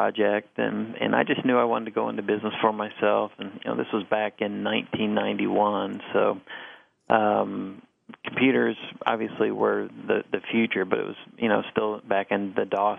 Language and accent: English; Springfield, Missouri, United States; also born or lived in St. Louis, Missouri; I've been a Missouri guy all my life, but in Springfield, most of it. So 48 now, and I'd say 45 of it here